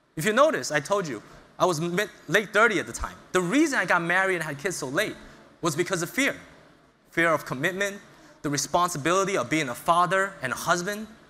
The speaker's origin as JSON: {"language": "English", "town": "New York City", "region": "New York", "country": "United States", "tie": "born or raised there", "also_born_or_lived": "China", "moved": "as an adult", "said": "I was born in China, but I moved to the United States around six years old. And I grew up in Brooklyn, New York"}